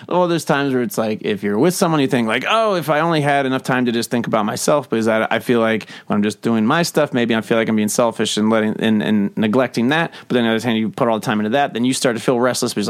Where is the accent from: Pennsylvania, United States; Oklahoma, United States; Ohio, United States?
Ohio, United States; Cincinnati; I'm from Cincinnati.